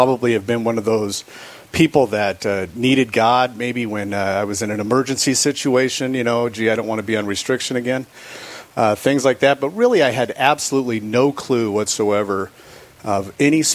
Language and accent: English; California, United States; now in Rapid City, United States; I grew up in California. I was born and raised in California.